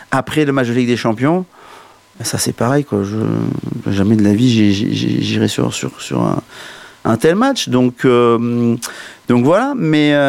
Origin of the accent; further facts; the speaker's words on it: Brest, Brittany, France; Regarde-nous chez nous à Brest